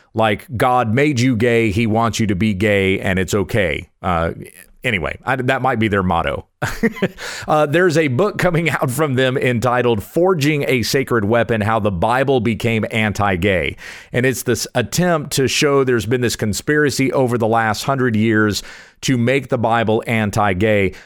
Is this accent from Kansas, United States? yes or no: yes; Kansas, United States; moved away as an adult; also born or lived in South Carolina / Junction City, Kansas / Lindale, Texas; I was born in South Carolina and in moving to Texas I feel like I'm returning to my roots. I've spent most of my life in Kansas, but still a Southern boy at heart.